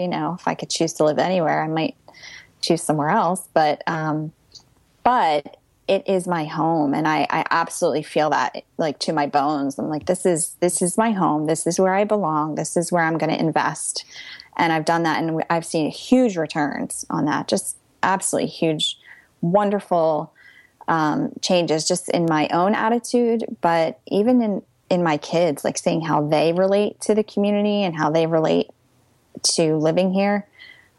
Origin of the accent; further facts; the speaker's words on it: Pennsylvania, United States; moved away as an adult; also born or lived in London; now in New Jersey, United States; I'm from Pennsylvania